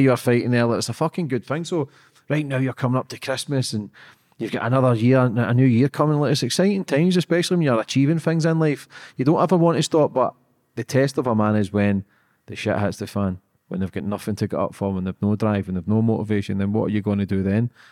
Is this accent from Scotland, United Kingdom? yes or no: yes; Scotland, United Kingdom; I'm just a Scottish guy